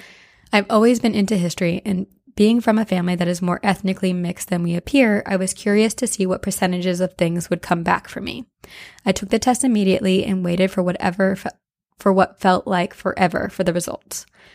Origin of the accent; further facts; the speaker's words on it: Chicago, Illinois, United States; I'm from Chicago, which is a notoriously haunted place. I mean, the city is built on its own ashes.